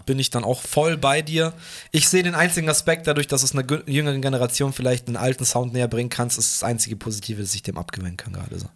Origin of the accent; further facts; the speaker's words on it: Fürstenfeldbruck, Bavaria, Germany; im Schlachthof bei uns in Bruck